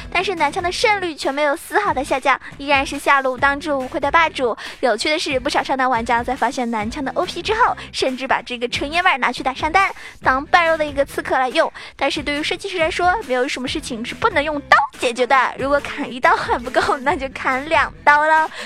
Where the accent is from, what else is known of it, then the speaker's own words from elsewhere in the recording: China; 我们中国也有句话说得好